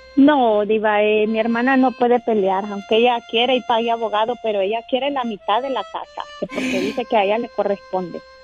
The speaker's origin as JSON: {"language": "Spanish", "country": "Honduras", "moved": "yes", "lives_now": "United States", "said": "mi hijo está en Honduras, yo soy de Honduras"}